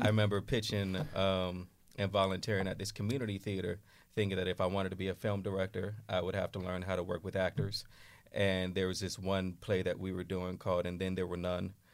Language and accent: English; Oakland, California, United States; moved away as an adult; now in New York City, United States; I grew up in Oakland